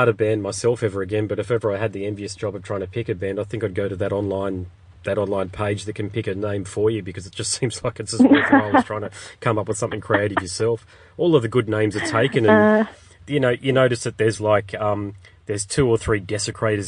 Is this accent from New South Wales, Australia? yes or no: no; Brisbane, Queensland, Australia; I'm from Brisbane